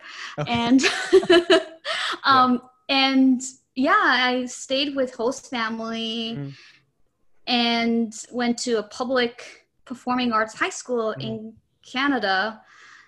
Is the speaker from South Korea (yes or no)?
no; Japan; now in United States; I was born and raised in Japan